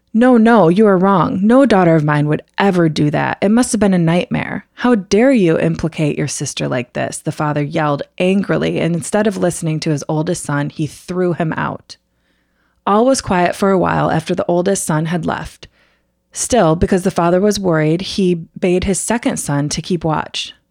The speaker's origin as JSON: {"language": "English", "country": "United States"}